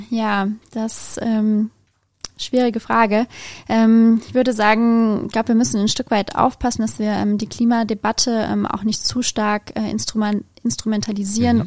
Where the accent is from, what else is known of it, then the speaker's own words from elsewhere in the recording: Biblis, Hesse, Germany; Ich bin aufgewachsen in der Nähe von Biblis